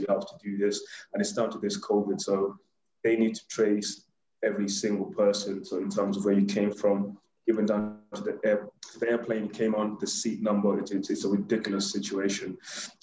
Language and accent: English; Kenya; now in United Kingdom; I'm Kenyan. Well, I was born in Kenya. I was born in Kenya, rather.